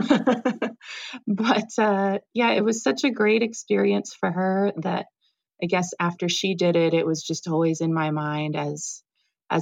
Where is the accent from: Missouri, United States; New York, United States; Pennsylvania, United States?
Missouri, United States; St. Louis; also born or lived in Colorado; now in Boulder, United States; I'm originally from St. Louis.